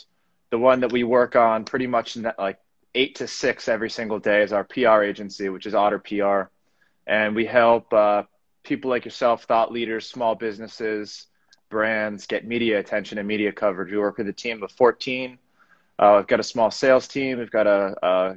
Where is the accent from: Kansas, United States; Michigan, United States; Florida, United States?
Florida, United States; Parkland; also born or lived in New York City; I grew up in South Florida, Parkland. Born in 91, raised in South Florida